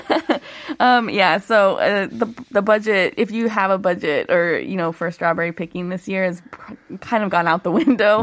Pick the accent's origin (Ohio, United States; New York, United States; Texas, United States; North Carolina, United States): Ohio, United States; moved away as an adult; now in South Korea; I grew up in Ohio